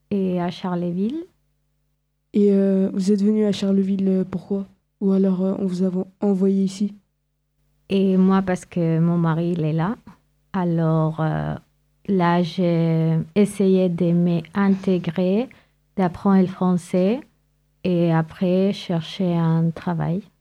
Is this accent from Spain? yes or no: yes; Spain; French is a second language; moved away as an adult; now in France; moi, je suis d'Espagne. Et je suis née en Espagne, mais mon origine, c'est marocaine.